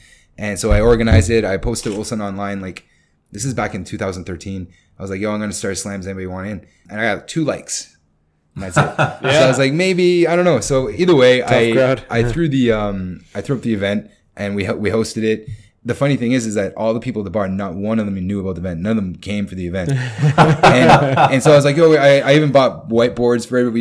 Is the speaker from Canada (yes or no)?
yes; Canada; moved away; I'm from Canada